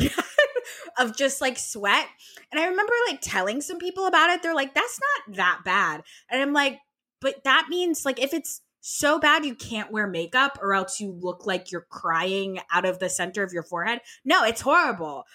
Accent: Vermont, United States; I'm from Vermont

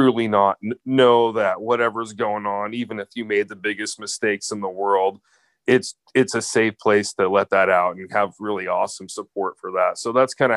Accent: Glenrock, Wyoming, United States; moved away as an adult; also born or lived in Casper, Wyoming / Laramie, Wyoming; now in Seattle, United States; I was born in Casper, Wyoming, and raised in Glen Rock, Wyoming

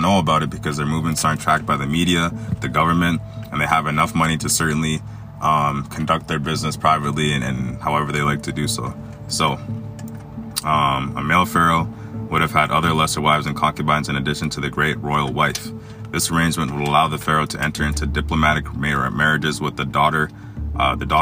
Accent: Egypt; I was born in Egypt.

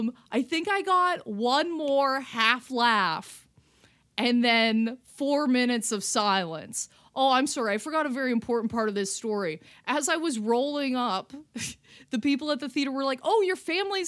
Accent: Canada; I'm a Canadian

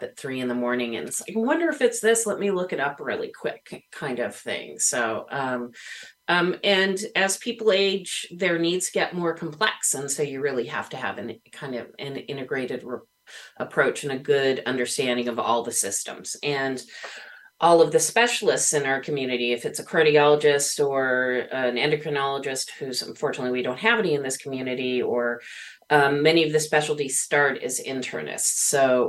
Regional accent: Menlo Park, California, United States; moved away as an adult; also born or lived in Santa Cruz / Santa Fe; now in Ukiah, United States; I grew up in the San Francisco Bay Area in Menlo Park, kind of before it was the Silicon Valley

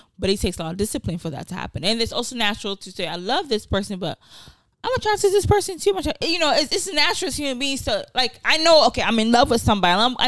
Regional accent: Nigeria; And then, you know, also being Nigerian, you see, it happens every day.

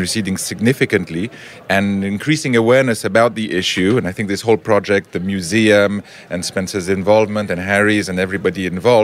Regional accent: Geneva, Switzerland; moved away as an adult; now in Herzliya, Israel; we're originally from Geneva, Switzerland

